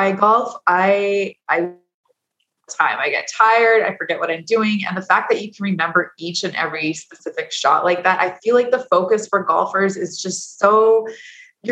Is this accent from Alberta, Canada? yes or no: yes; Edmonton, Alberta, Canada; Growing up in Edmonton, I'm an Oiler fan still